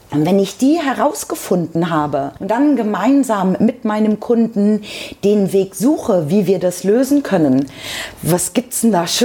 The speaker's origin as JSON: {"language": "German", "region": "Lower Saxony", "country": "Germany", "said": "Ich komme auch ursprünglich aus Niedersachsen. Man sagt einem ja nach, dass man dort das reinste Hochdeutsch spricht."}